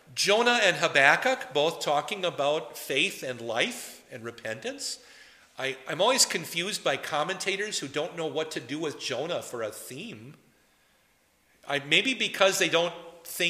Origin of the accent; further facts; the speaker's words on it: Poynette, Wisconsin, United States; now in New Ulm, United States; I may come from Poinette, Wisconsin, and some of you know that I come from Poinette, Wisconsin